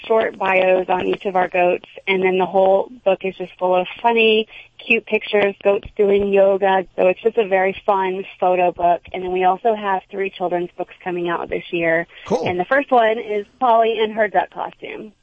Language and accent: English; Houston, Texas, United States; also born or lived in New York City; now in New Jersey, United States; I'm originally from Texas, but from Houston, so it was still the city